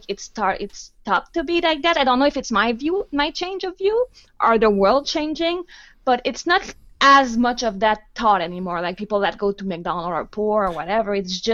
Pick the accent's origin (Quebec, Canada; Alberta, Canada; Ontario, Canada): Quebec, Canada; Val-d'Or; I'm from Val d'Or, which is a small town 6 hours up north from Montreal